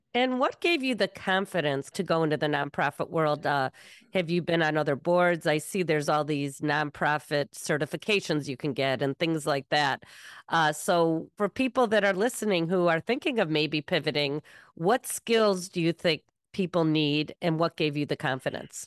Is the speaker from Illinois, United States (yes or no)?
yes; Evanston, Illinois, United States; my hometown, Evanston